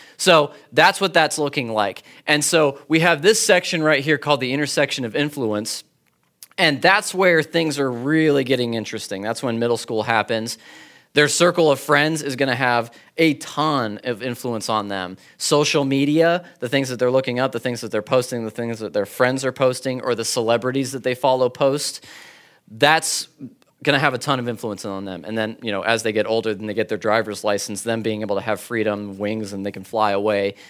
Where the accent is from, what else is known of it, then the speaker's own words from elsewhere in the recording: California, United States; I'm from California.